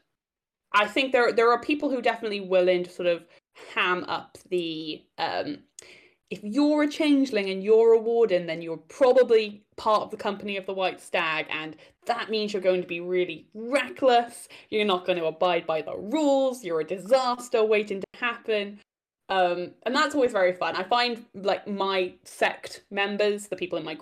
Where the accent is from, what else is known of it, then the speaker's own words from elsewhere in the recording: Wales, United Kingdom; I'm Welsh